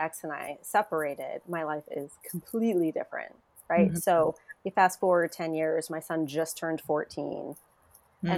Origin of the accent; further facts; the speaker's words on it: Connecticut, United States; I'm from Connecticut. I'm licensed in the state of Connecticut